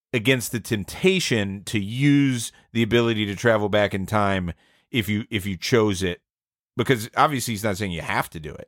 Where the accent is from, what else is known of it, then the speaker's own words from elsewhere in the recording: Atlanta, Georgia, United States; I'm from Atlanta